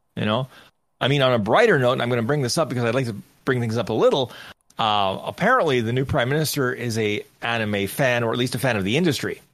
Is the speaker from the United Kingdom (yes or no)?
no; Canada; I'm Canadian